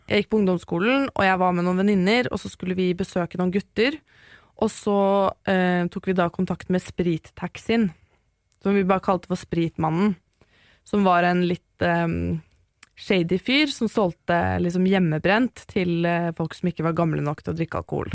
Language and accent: Norwegian; Oslo, Norway; also born or lived in Maridalen; Jeg vokste opp på Kjelsås, og litt i Maridalen